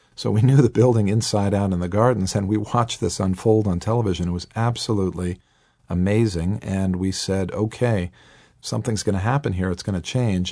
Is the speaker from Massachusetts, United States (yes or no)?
yes; Boston, Massachusetts, United States; they ended up in the Boston area, hence my accent, this is where I'm born and raised